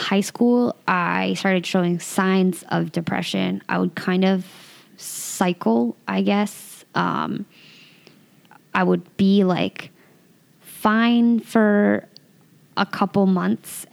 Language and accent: English; Santa Cruz, California, United States; I grew up in Santa Cruz, California, which is like a little beach and surfer town